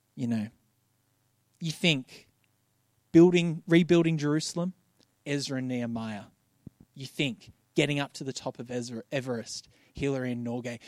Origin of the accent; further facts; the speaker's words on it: Bankstown, New South Wales, Australia; I grew up in Bankstown